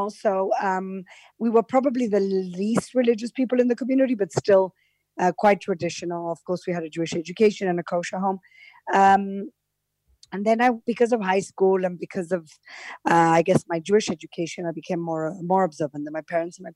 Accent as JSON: {"language": "English", "country": "Gibraltar", "tie": "born or raised there", "moved": "yes", "lives_now": "Jerusalem, Israel", "said": "is a little British colony um, in the south of Spain, the south of the Iberian Peninsula. We're not an island, we're a peninsula because we're surrounded by water on three sides and then we're connected to Spain. Mm-hmm. Um, and I grew up in a traditional Sephardi community"}